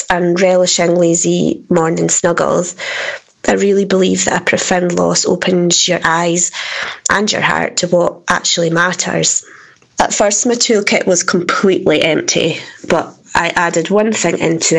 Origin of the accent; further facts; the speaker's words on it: Dundee, Scotland, United Kingdom; I'm from Dundee in Scotland